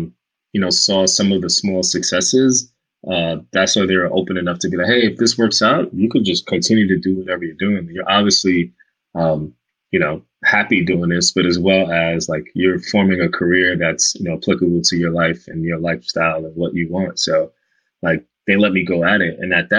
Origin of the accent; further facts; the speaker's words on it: Omaha, Nebraska, United States; when I was a kid growing up in Omaha, Nebraska, that's the only representation I saw